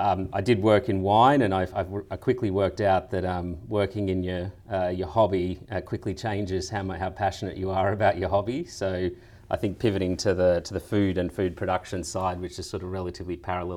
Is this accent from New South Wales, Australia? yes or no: yes; Singleton, New South Wales, Australia; born there; also born or lived in Sydney; My background is I was born in the Hunter Valley in a town called Singleton. My family come from a long history of wine up there. I ended up moving to Sydney